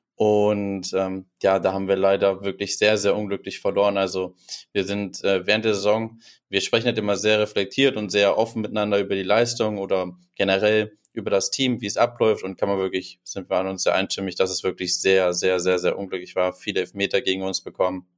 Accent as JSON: {"language": "German", "town": "Düsseldorf", "region": "North Rhine-Westphalia", "country": "Germany", "moved": "yes", "lives_now": "Dortmund, Germany", "said": "ich komme aus Düsseldorf, aber ich lebe in Dortmund"}